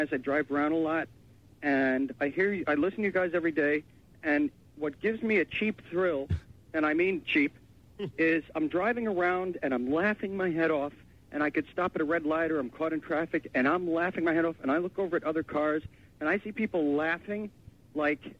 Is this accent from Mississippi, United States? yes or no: no; New York, United States; I mean, I'm a New Yorker